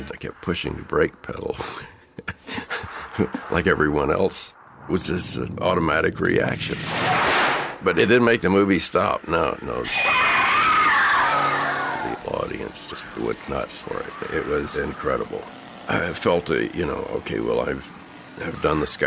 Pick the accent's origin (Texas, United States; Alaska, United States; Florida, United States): Texas, United States; Austin; also born or lived in Dallas, Texas / San Angelo, Texas; I was born in Austin, Texas, and my parents were in the hotel business. And so they had hotels around Texas, Dallas, San Angelo, Austin.